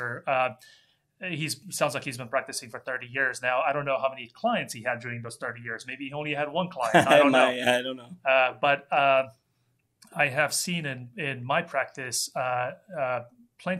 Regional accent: Romania; moved away; I grew up in Romania, and we came here in 1983 when Romania was still a communist country

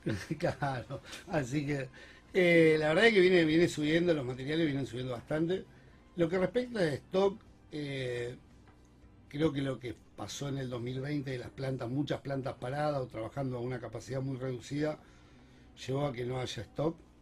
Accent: Rosario, Santa Fe, Argentina; como rosarino

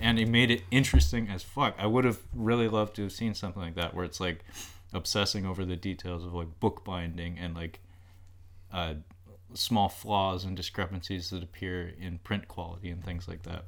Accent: United States; as an American who hasn't really traveled much

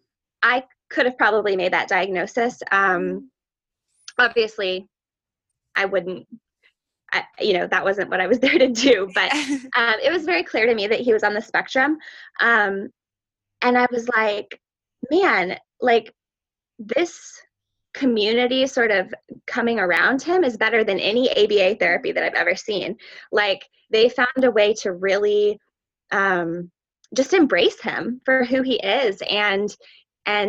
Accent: New Hampshire, United States; I'm from New Hampshire

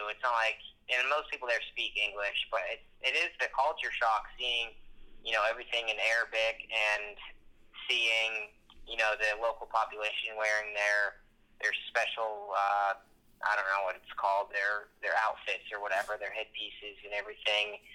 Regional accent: United States; I'm an American

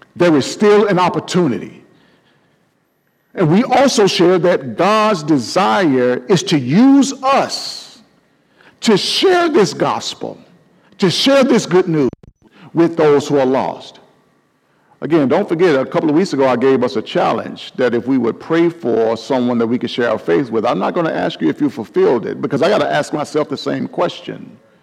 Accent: Mobile, Alabama, United States; my hometown of Mobile, Alabama

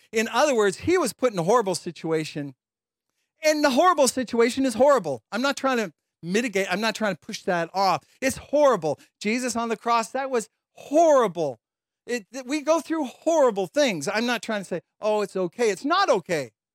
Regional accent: London, Ontario, Canada; also born or lived in Chicago; I grew up in London, Ontario

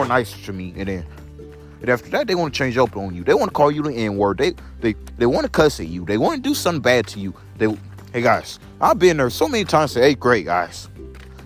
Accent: Belleville, Illinois, United States; moved away; also born or lived in St. Louis, Missouri; I was born in Belleville, Illinois, at St. Elizabeth Hospital

